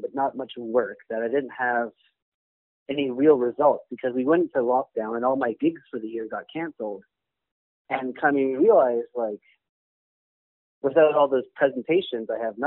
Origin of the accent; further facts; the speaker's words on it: Toronto, Ontario, Canada; I grew up in Toronto, so, you know, I was taking the TTC since I was a kid